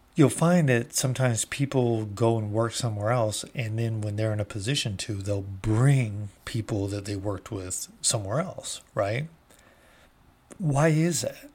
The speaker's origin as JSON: {"language": "English", "country": "United States", "said": "I have been proud as an American for my almost forty-eight years"}